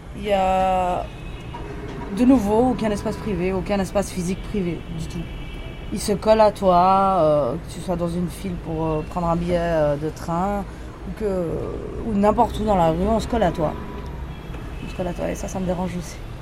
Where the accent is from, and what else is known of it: Geneva, Switzerland; born or raised there; moved away as an adult; also born or lived in Bombay, India; now in Mumbai, India